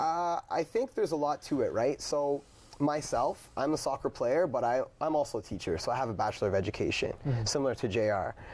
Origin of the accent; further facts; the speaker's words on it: Brantford, Ontario, Canada; I'm from Brantford